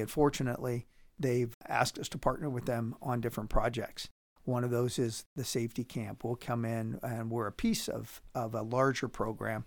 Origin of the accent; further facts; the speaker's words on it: Pittsburgh, Pennsylvania, United States; now in Powell, United States; I'm from Pittsburgh originally